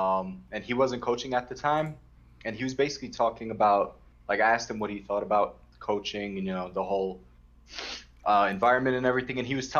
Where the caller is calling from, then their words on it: Brooklyn, New York, United States; From Brooklyn.